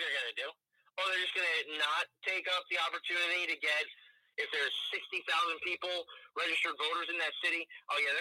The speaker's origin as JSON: {"language": "English", "town": "Union City", "region": "New Jersey", "country": "United States", "tie": "born or raised there", "said": "I grew up in Union City, New Jersey"}